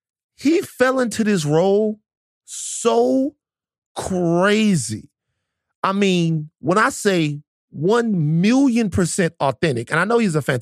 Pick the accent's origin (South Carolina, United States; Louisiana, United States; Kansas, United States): Louisiana, United States; Baton Rouge; I am from Baton Rouge, Louisiana.